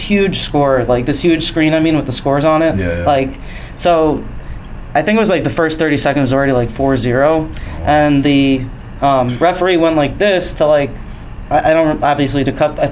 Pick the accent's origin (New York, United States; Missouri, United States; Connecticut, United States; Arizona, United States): New York, United States; Long Island; I grew up in New York, Long Island